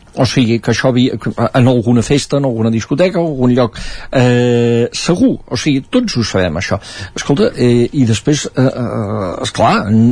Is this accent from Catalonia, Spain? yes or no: yes; Sant Joan de les Abadesses, Catalonia, Spain; sota casa meva a eh, Sant Joan de les Abadesses, al meu poble